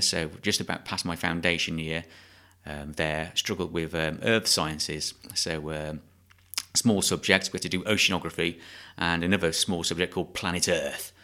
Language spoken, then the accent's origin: English; South Staffordshire, West Midlands, United Kingdom; I was born in South Staffordshire on a small holding